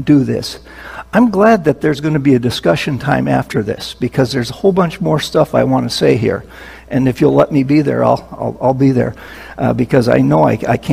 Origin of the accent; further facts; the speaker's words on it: Minnesota, United States; now in New Jersey, United States; I was born and raised in Minnesota